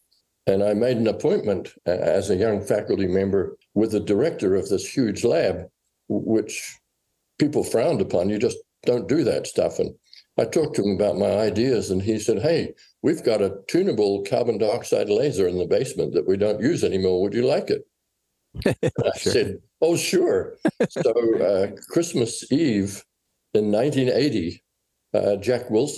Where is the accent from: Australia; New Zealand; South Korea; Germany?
New Zealand; moved away as an adult; also born or lived in England / Rochester, New York, United States; now in United States; I was born in New Zealand and grew up there and went to England for a few years and back to New Zealand.